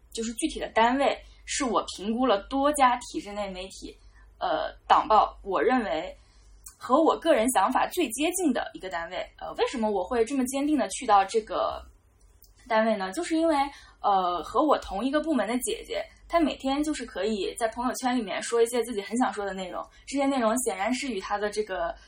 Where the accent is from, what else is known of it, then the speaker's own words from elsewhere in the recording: Jiangxi, China; now in Beijing, China; 我是江西人